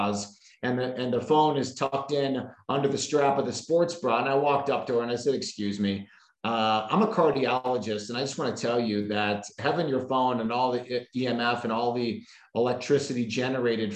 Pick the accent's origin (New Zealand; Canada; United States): United States; Chicago, Illinois; now in Arizona, United States; my hometown of Chicago